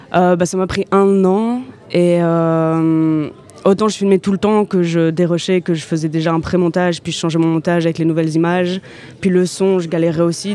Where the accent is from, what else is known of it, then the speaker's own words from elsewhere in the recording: Brussels, Brussels-Capital Region, Belgium; je viens de Bruxelles